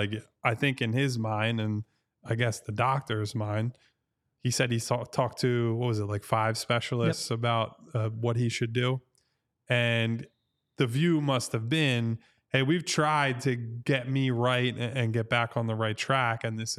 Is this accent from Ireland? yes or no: yes; Ireland; Got St. Patrick's Day, which is really, at this point, as an Irish person, just a drinking holiday, but we take those.